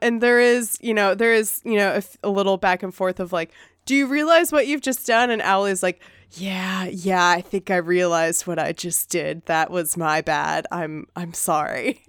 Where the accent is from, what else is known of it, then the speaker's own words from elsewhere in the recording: the South, United States; accent: Southern; my like Southern dialect